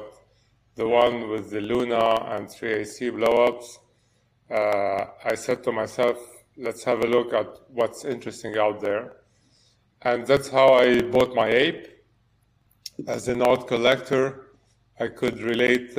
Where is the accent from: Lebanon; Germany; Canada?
Lebanon; moved away as an adult; now in France; I was born in Lebanon and grew up there and then moved to study and work in France.